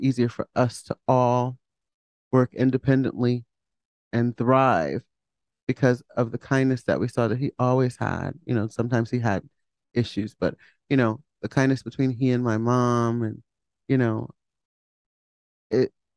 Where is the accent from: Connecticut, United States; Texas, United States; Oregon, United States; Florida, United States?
Connecticut, United States; Hamden; I grew up in Hamden with my mom and dad. My dad worked at Pratt